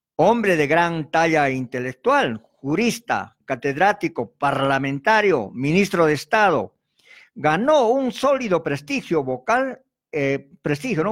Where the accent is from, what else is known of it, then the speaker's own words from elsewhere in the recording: Arequipa, Peru; nosotros como arequipeños